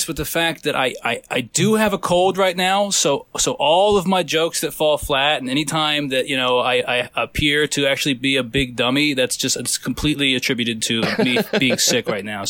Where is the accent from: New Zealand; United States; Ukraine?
United States; Virginia; now in Long Island, United States; I'm coming from the outskirts of the greatest city in the world, New York City. I'm out here in Long Island, but I grew up in Virginia originally.